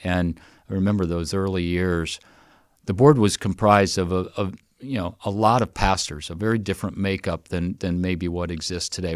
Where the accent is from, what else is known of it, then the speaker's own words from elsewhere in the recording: Wanatah, Indiana, United States; moved away; I grew up in Northwest Indiana and grew up in a little community, um, by the name of Wanataw